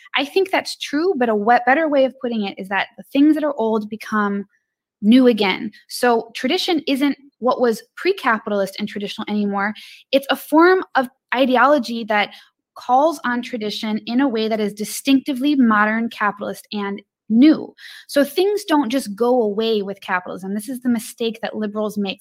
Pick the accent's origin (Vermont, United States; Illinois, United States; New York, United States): Illinois, United States; I'm from Illinois.